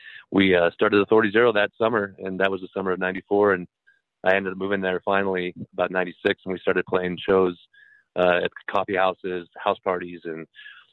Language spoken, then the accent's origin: English; Wyoming, United States; moved away; also born or lived in Arizona; I was born in Arizona, but then my folks separated and moved to Wyoming, of all places